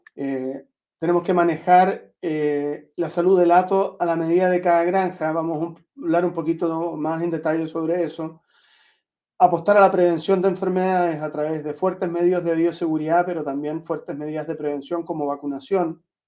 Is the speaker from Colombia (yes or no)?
no; Chile; moved away; also born or lived in Santiago / southern Chile; nacido en Chile. Crecí entre Santiago y el sur de Chile